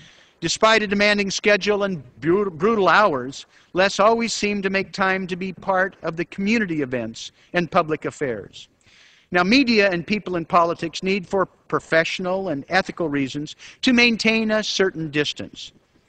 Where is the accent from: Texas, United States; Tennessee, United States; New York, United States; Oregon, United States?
Oregon, United States; Portland; In my hometown of Portland, Oregon, we're still blessed with a few distinctive local voices